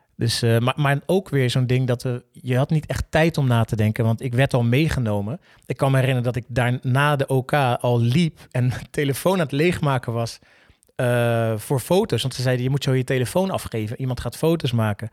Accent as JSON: {"language": "Dutch", "town": "Rotterdam", "region": "South Holland", "country": "Netherlands", "said": "zeiden we allebei, ja, gewoon Rotterdam"}